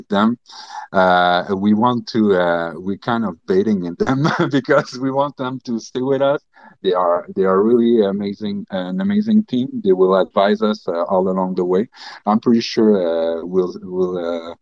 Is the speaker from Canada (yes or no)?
yes; Canada; English is a second language; I'm French Canadian